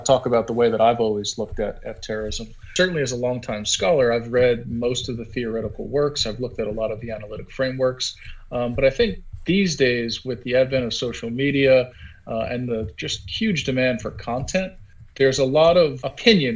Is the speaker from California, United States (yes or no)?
no; Long Island, New York, United States; I grew up outside of Queens, New York, in Long Island, and I'm from an Irish-American background.